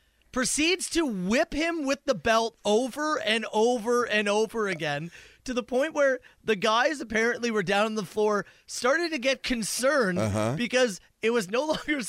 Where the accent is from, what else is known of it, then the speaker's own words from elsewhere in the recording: Woodstock, Ontario, Canada; Ah, my hometown.